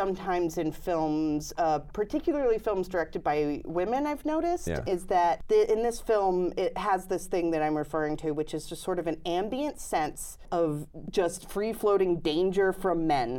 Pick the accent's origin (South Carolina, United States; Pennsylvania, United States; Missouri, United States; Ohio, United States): Ohio, United States; Cincinnati; Cincinnati, Ohio.